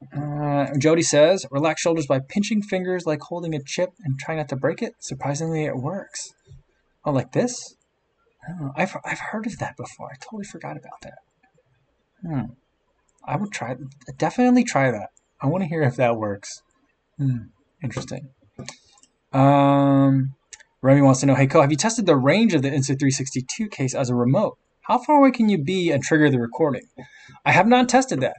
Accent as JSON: {"language": "English", "area": "Monmouth County", "region": "New Jersey", "country": "United States", "tie": "born or raised there", "also_born_or_lived": "Middlesex County, New Jersey / Hunterdon County, New Jersey", "said": "I grew up in Middlesex County near Rutgers, and then we moved down towards the shore. I was in Monmouth County for a while, and then we moved again, we were on the west side of the state um, in Hunterdon County"}